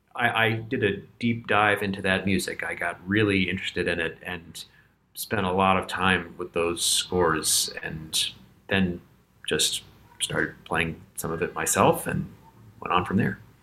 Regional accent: Virginia, United States; moved away as an adult; now in New York, United States; I grew up in Virginia

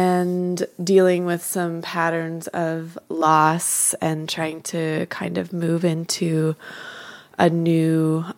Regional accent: Nevada City, California, United States; moved away; in California in my hometown, which is Nevada City.

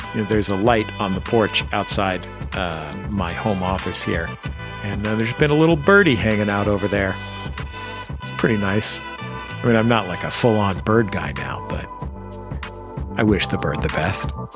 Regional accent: San Francisco, California, United States; now in Los Angeles, United States; I'm lucky to grow up somewhere that I really love

